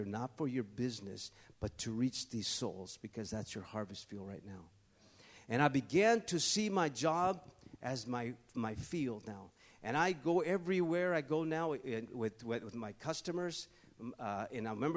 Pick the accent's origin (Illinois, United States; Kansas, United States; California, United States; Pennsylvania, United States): California, United States; I'm from California